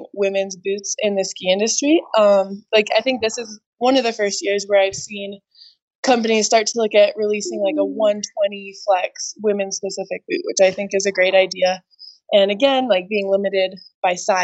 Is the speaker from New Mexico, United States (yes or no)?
yes; Santa Fe, New Mexico, United States; also born or lived in Albuquerque, New Mexico; I grew up in Santa Fe and pretty much learned to ski at Santa Fe Ski Basin.